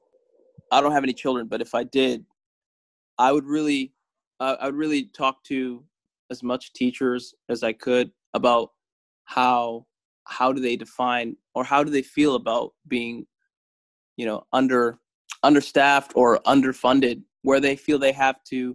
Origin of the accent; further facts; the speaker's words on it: Canada; we're the first generation of Eritreans that is growing up in Canada